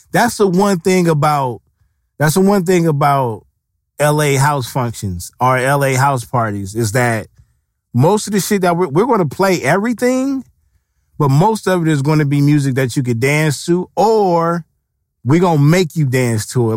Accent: West Coast, United States; the West Coast is, we grew up off of gangster music

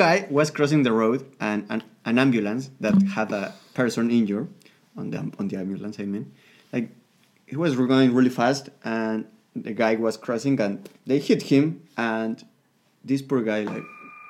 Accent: Mexico City, Mexico; my hometown, which is Mexico City.

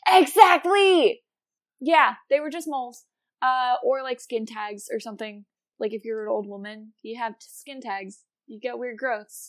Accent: Wisconsin, United States; also born or lived in Virginia; where I grew up in Wisconsin

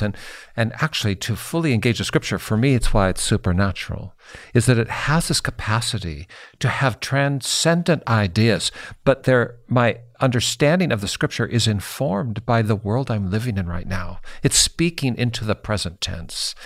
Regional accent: Seattle, Washington, United States; moved away as an adult; now in Indiana, United States; I grew up in Seattle, Walter. I, I lived there my whole life till I moved to the middle of the country

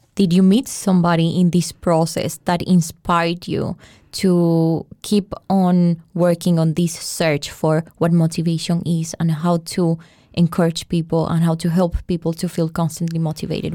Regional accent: Colombia; I'm a journalist. I'm from Colombia.

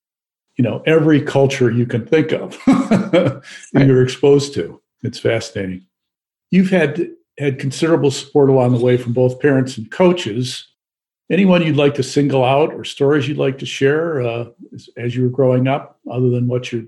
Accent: Midwest, United States; moved away as an adult; now in Washington, D.C., United States; I moved here in 1985, and of course, you know, I grew up in the Midwest

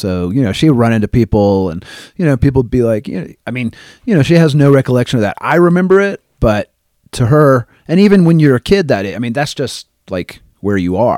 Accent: Los Angeles, California, United States; but growing up in Los Angeles for her, and even at that period in time for me, I spend a lot of time kind of in circles, music circles.

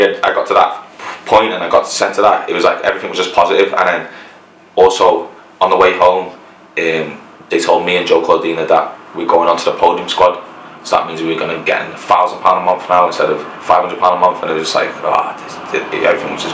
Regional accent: Liverpool, North West England, United Kingdom; also born or lived in Hackney, London; we're both from Liverpool

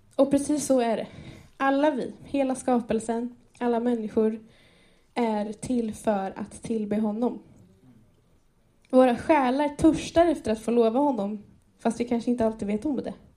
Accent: Enköping, Uppsala County, Sweden; jag är född och uppvuxen i Enköping i den här församlingen

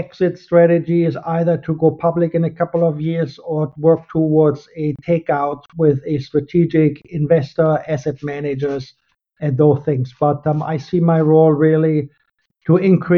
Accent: Germany; English is a second language; moved away as an adult; also born or lived in London / Paris / South America; now in Los Angeles, United States; I was born in Germany. You probably can hear this in my accent.

